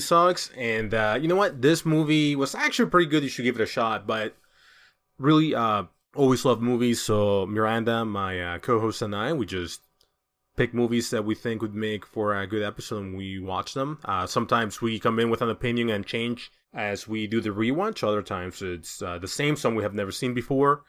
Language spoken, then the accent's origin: English; El Salvador; English is a second language; moved away; I'm from El Salvador